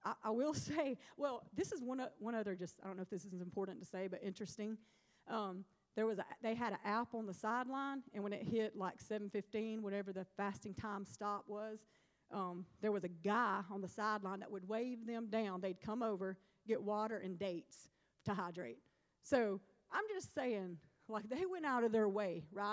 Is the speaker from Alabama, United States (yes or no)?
yes; Alabama, United States; moved away; also born or lived in Starkville, Mississippi; When I went home recently, I went to Southside High School. I'm from Alabama